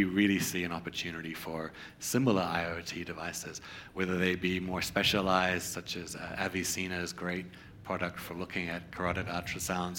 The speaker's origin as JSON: {"language": "English", "country": "Australia", "tie": "born or raised there", "moved": "yes", "said": "I grew up in Australia. I practiced primary care in Australia"}